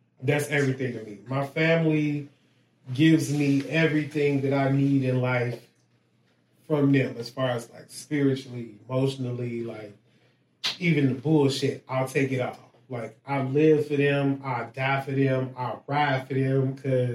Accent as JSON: {"language": "English", "town": "Chicago", "region": "Illinois", "country": "United States", "tie": "born or raised there", "said": "The west side, the motherfucking west side. I grew up on Jackson and Laverne"}